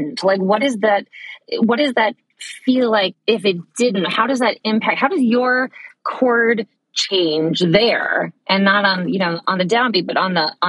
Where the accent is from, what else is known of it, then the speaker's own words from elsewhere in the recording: Boston, Massachusetts, United States; I'm from the Boston area. So I grew up going to NEC Prep, which is a really great pre-college program here at New England Conservatory